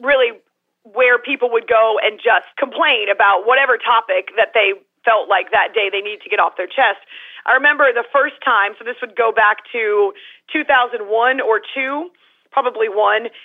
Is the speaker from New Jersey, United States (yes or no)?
no; Concord, New Hampshire, United States; I was a little leaguer in my state of New Hampshire, my home state of New Hampshire